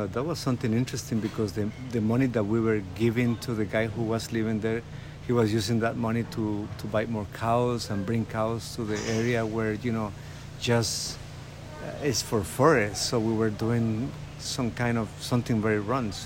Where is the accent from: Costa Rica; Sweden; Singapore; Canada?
Costa Rica; Turrialba, Cartago; moved away as an adult; now in San Jose, Costa Rica; I was born in Turrialba and I lived in Turrialba until I was 20-something